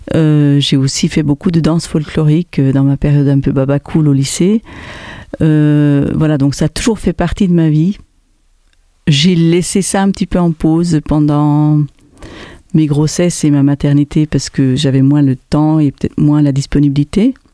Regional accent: German-speaking Switzerland, Switzerland; first language French; also born or lived in Aarau, Switzerland; now in Montpellier, France; J'ai grandi donc en Suisse allemande en apprenant donc le suisse allemand en deuxième langue puisque le français était ma langue maternelle

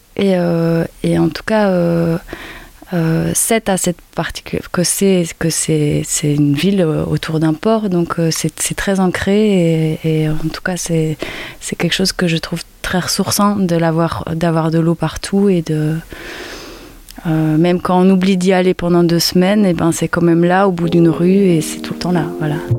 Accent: Brussels, Brussels-Capital Region, Belgium; moved away as an adult; now in Sète, France; je viens de Belgique, de Bruxelles

